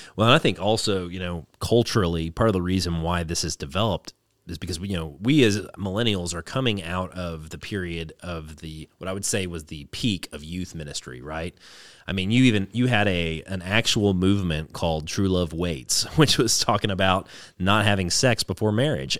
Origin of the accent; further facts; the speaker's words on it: the South, United States; growing up in the South